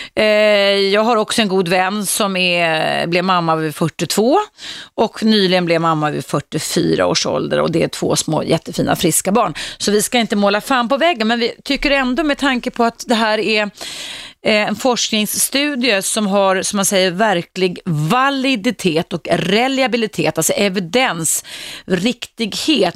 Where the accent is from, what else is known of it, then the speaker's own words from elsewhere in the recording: Stockholm, Stockholm County, Sweden; jag växte upp i Stockholms innerstad